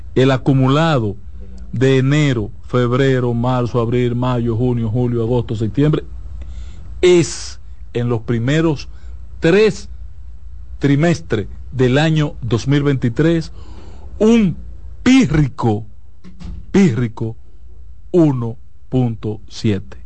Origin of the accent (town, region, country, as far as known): Dominican Republic